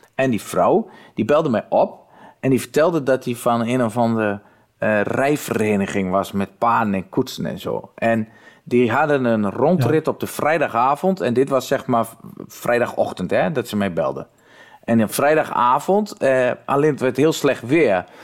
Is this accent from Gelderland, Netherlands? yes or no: no; Twente, Overijssel, Netherlands; accent: Twents; ik kwam wel uit Twente